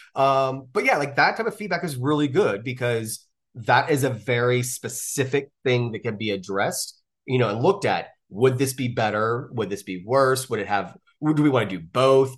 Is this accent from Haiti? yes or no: no; the South, United States; I'm from the South